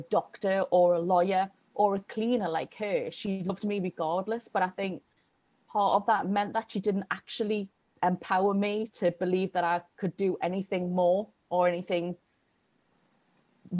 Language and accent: English; the north of England, United Kingdom; in my childhood in Northern England in the 80s